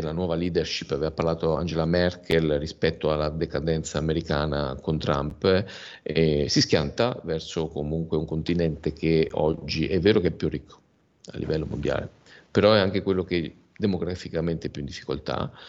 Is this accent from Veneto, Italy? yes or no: yes; Veneto, Italy; essendo veneto di origine